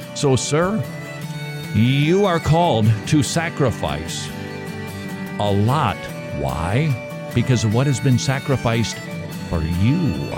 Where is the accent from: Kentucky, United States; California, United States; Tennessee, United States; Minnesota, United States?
Minnesota, United States; moved away; I'm from Minnesota.